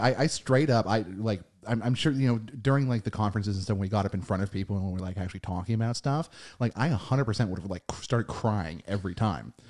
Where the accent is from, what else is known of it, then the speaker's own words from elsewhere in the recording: United States; we are American